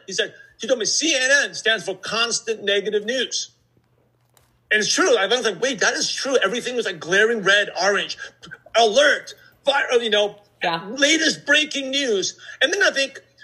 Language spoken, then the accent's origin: English; New York City, New York, United States; I'm from Brooklyn, New York